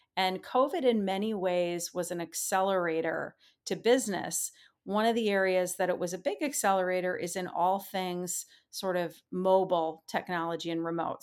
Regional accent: Minnesota, United States; moved away as an adult; I grew up a kid in the Midwest. I like to say I spent my first twenty-five years in the state of Minnesota, or thereabouts

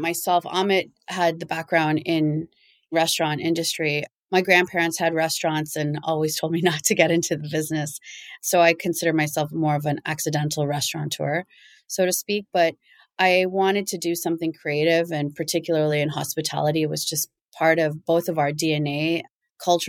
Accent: Toronto, Ontario, Canada; moved away as an adult; also born or lived in New York City; I'm born and raised Greek Canadian. I grew up in Toronto and moved to New York to pursue a completely different career path

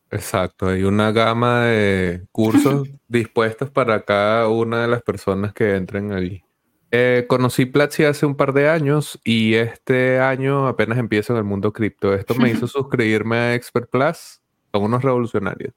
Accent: Venezuela; yo también soy venezolano

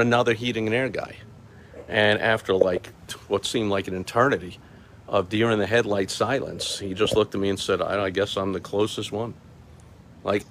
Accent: New York, United States; I'm from New York

